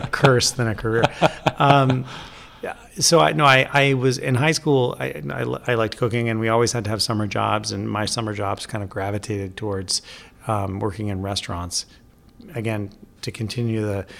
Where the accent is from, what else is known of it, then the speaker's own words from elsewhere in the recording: Vermont, United States; now in New York, United States; I grew up in Vermont